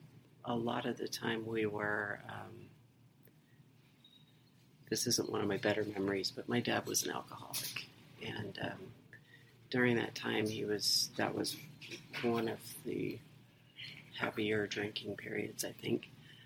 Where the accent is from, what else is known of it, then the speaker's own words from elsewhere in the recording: England, United Kingdom; born there; also born or lived in Mississippi, United States / Dover, United States; My dad was in the Air Force, so we moved around a lot. I was born in England. And we lived in Mississippi a couple times. We lived in Dover, Delaware during the Vietnam War.